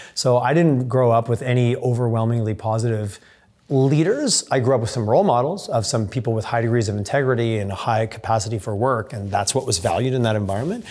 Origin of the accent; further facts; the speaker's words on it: Southern Quebec, Canada; I went to a small elementary school in Southern Quebec, and my family I grew up making maple syrup